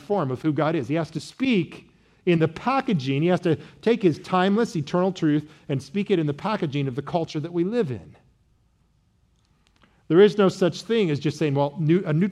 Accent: Midwest, United States; I was from the great Midwest

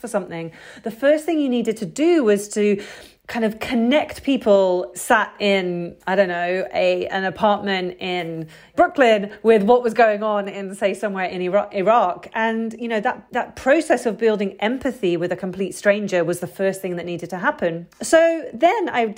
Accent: United Kingdom; I'm British

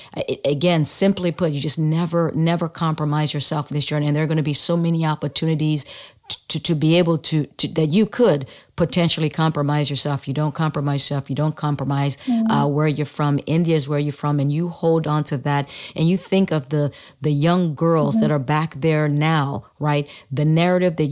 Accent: Sierra Leone; now in United States; I was born in the United States but moved to Sierra Leone when I was a young kid, small kid, still in elementary school, like, I don't even think I'd started yet, but I was 6 or 7 years old when I moved.

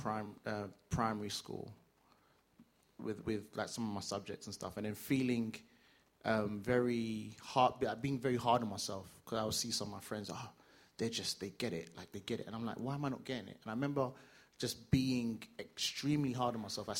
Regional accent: London, United Kingdom; I grew up in East London

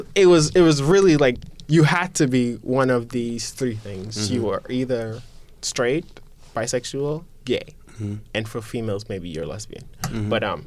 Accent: Guyana; Growing up in Guyana, I felt like I needed to identify with being gay.

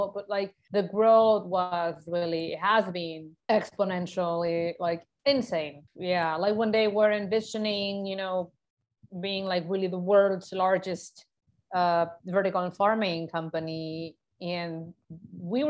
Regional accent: Mexico; moved away as an adult; now in Germany; Mexico, my home country.

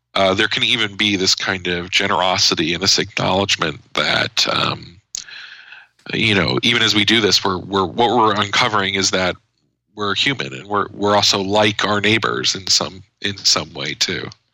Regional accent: United States; as an American

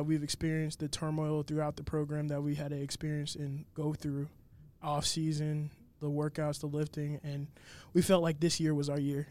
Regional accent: Northern Virginia, United States; I'm a senior offensive tackle from Northern Virginia

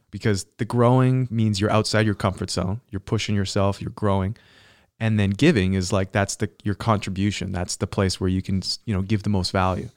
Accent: Canada; I grew up in Canada, so this is like, this is so, you know, this is my home

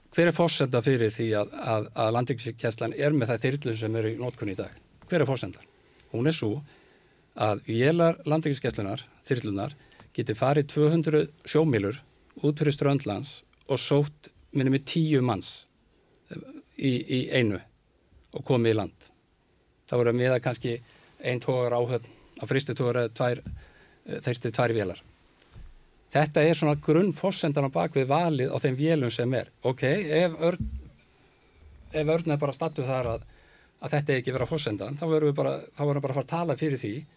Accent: Seltjarnarnes, Capital Region, Iceland; ég úlst upp út seldjarnesi

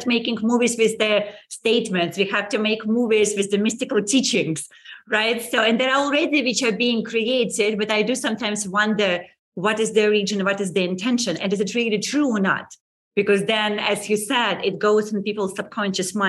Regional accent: Saint Petersburg, Russia; moved away as an adult; I left 20 years ago. I was born in St. Petersburg.

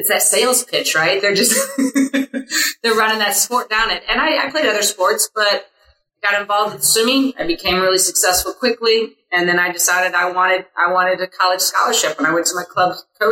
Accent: Springfield, Illinois, United States; moved away as an adult; also born or lived in DeKalb, Illinois; now in Arizona, United States; I'm from the Midwest. I hail from Springfield, Illinois

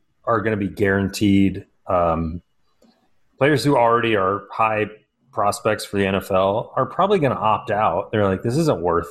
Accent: Northern Georgia, United States; I'm from Northern Georgia

